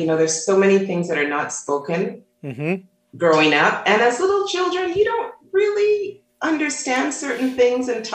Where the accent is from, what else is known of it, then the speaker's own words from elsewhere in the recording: Toronto, Ontario, Canada; growing up in Toronto, Canada